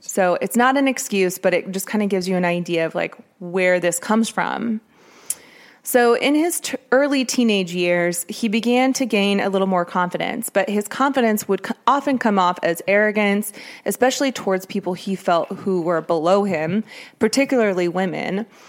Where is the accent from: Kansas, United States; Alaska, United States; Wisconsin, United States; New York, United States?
Kansas, United States; Merriam; I grew up near Merriam